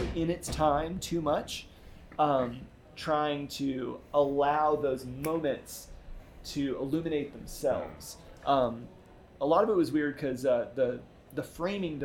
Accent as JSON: {"language": "English", "region": "the South", "country": "United States", "tie": "born or raised there", "said": "growing up as a Southerner with baby boomer parents who were Southerners"}